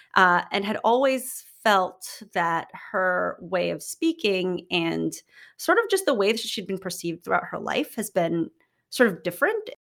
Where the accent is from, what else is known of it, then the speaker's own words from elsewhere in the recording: Philippines; moved away as an adult; now in United States; I grew up in the Philippines, have been speaking English basically my whole life.